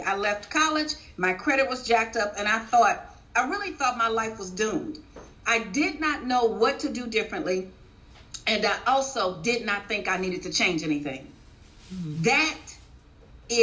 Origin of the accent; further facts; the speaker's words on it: Chicago, Illinois, United States; I was born and raised in Chicago.